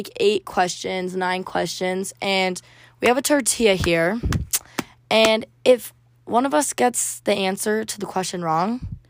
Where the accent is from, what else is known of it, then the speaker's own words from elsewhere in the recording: Las Vegas, Nevada, United States; also born or lived in Florida; now in Provo, United States; I'm from Vegas and moved down here to Provo, Utah.